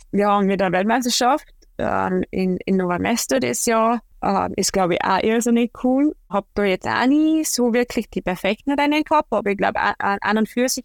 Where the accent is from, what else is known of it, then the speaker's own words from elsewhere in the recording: Austria; Dort sind wir im Oktober viel in der Ramsau bei uns in Österreich